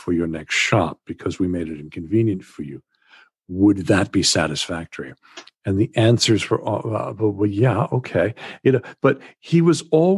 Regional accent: Massachusetts, United States; moved away as an adult; now in Wales, United Kingdom; I grew up in Massachusetts in the United States

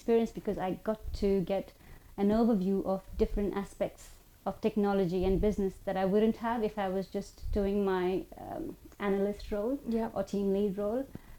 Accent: Oman; also born or lived in India; So I was born in India. I grew up in Oman, so I moved there when I was 5 years old.

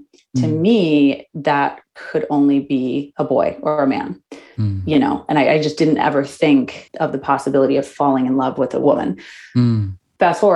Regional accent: Minneapolis, Minnesota, United States; now in San Francisco, United States; I grew up in Minneapolis, which is a very liberal city

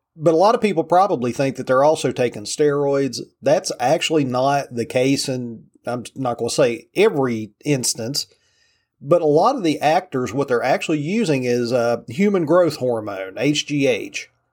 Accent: Virginia, United States; my home state of Virginia

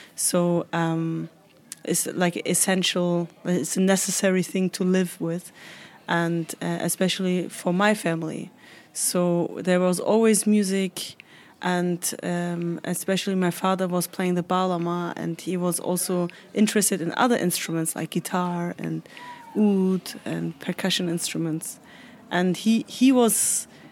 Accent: Hamburg, Germany; Hamburg. It was my hometown. Uh, it, it is my hometown

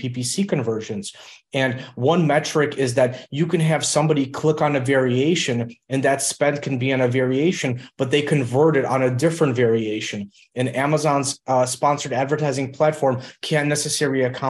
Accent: Illinois, United States; English is a second language; I grew up in Illinois, and we came over to the United States when I was about 3.5 years old

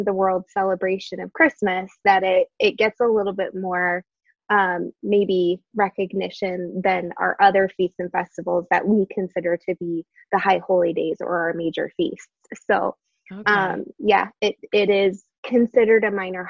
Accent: Chicago, Illinois, United States; I'm born and raised in the Chicagoland area in the Midwest

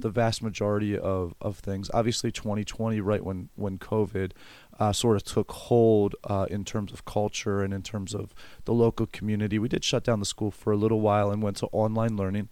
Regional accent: Elizabethtown, Pennsylvania, United States

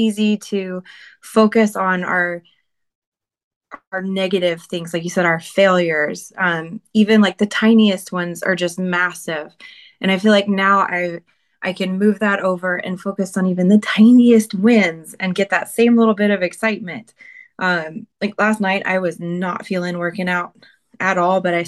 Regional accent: Arkansas, United States; moved away as an adult; I'm from Arkansas, so if you hear an accent, that's why.

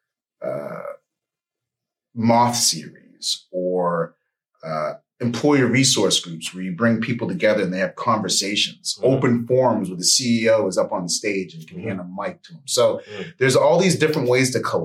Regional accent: Bangor, Maine, United States; now in Atlanta, United States; I'm from Bangor, Maine, currently in the ATL

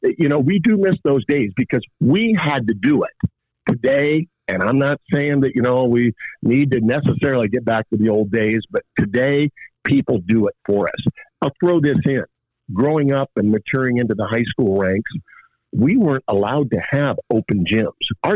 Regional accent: Upper Sandusky, Ohio, United States; also born or lived in Findlay, Ohio; grown up in Northwest Ohio, in Upper Sandusky

